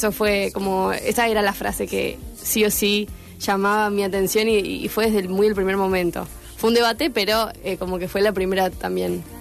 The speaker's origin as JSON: {"language": "Spanish", "region": "Córdoba", "country": "Argentina", "said": "arrancamos en Córdoba, que bueno, es de donde soy y es mi casa"}